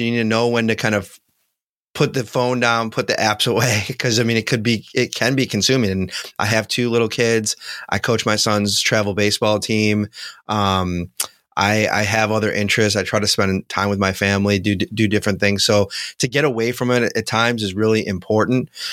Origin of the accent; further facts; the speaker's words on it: Buffalo, New York, United States; I grew up in Buffalo and, you know, Bills fans are my people